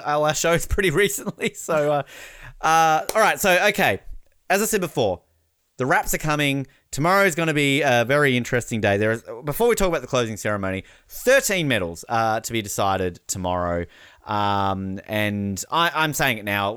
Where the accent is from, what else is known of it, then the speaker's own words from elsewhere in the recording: Australia; as an Australian